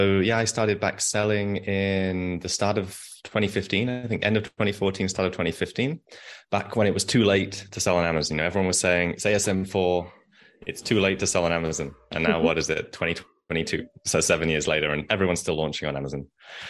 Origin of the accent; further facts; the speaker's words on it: England, United Kingdom; accent: English; my English accent.